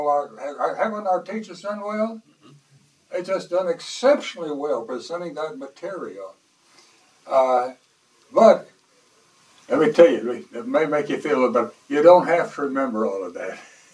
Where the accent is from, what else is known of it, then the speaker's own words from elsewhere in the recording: the Bible Belt, United States; I was born and raised in the Bible Belt